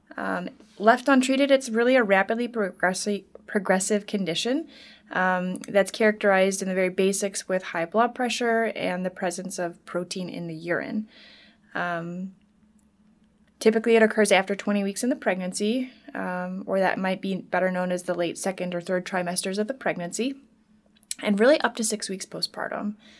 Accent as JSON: {"language": "English", "region": "Wisconsin", "country": "United States", "tie": "born or raised there", "also_born_or_lived": "Minnesota", "moved": "as an adult", "said": "I'm originally from Wisconsin, and I lived here th, uh, through high school"}